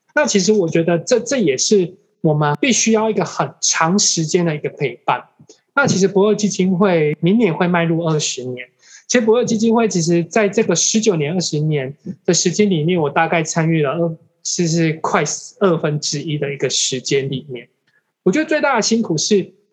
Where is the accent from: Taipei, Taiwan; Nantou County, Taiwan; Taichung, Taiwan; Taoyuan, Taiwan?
Taichung, Taiwan; moved away; also born or lived in Jianshi, Hsinchu County; 可能因为我在台中长大